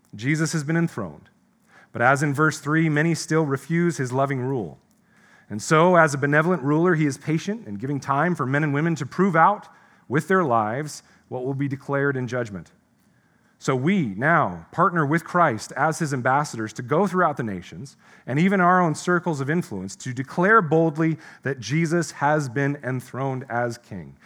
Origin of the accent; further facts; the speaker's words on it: United States; As an American, an American pastor